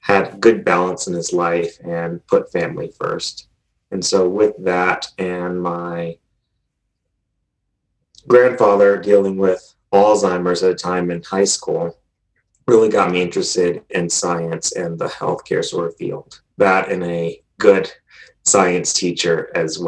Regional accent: Georgia, United States; moved away as an adult; also born or lived in North Carolina; now in Colorado, United States; I'm originally from Georgia.

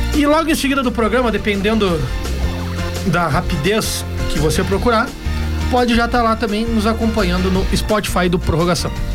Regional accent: Pedro Osório, Rio Grande do Sul, Brazil; lá da minha cidade, Pedro Osório

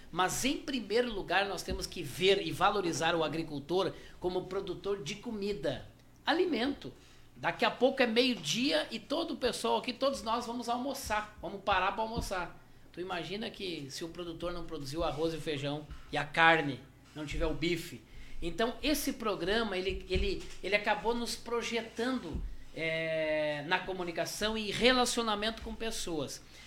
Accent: Santiago, Rio Grande do Sul, Brazil; Eu nasci em Santiago do Boqueirão, a famosa Santiago do Boqueirão

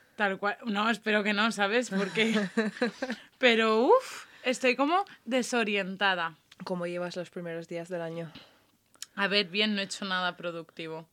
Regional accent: Mondúver, Valencian Community, Spain; born or raised there

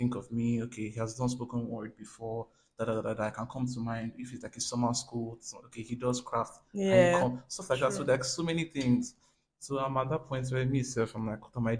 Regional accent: Nigeria

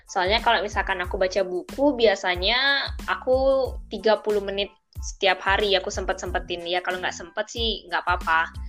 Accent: Tabanan, Bali, Indonesia; Aku dari Tabanan, Bali, Indonesia.

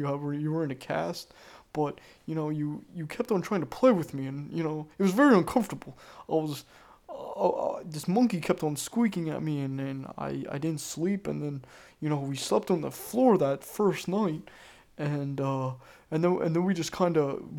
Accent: Florence, South Carolina, United States; born there; I was born in Florence, South Carolina, which is about an hour and a half away from Myrtle Beach. And let me tell you, I was born in the middle of nowhere.

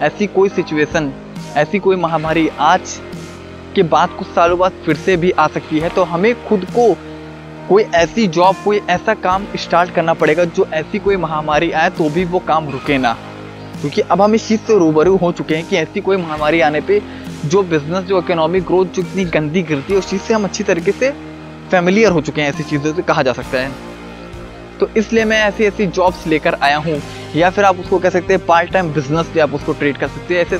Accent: Gonda, Uttar Pradesh, India; मैं वैसे मेरा होम टाउन गोंडा सिटी से बिलोंग करता है

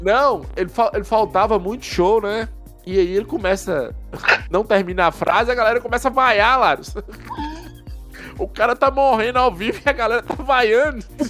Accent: northern Minas Gerais, Brazil; eu sou do norte de Minas, estado da Bahia

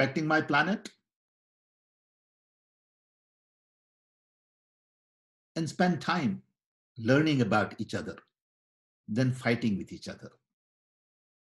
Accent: India; I was born in British Raj

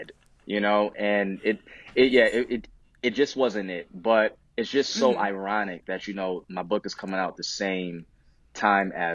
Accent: Buffalo, New York, United States; moved away as an adult; now in Charlotte, United States; originally I'm from Buffalo, New York, and now I've relocated my family for about 3 years, going on 3 years, to Charlotte, North Carolina.

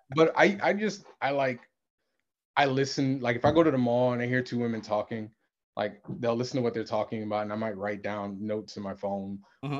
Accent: Connecticut, United States; I was in Connecticut. Nothing against my hometown

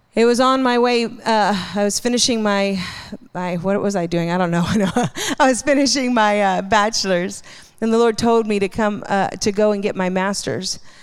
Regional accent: Hawaii, United States; I grew up in Hawaii.

